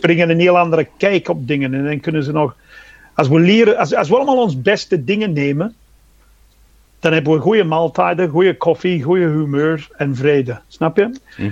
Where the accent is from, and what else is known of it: England, United Kingdom; born or raised there; Dutch is a second language; moved away as an adult; now in Belgium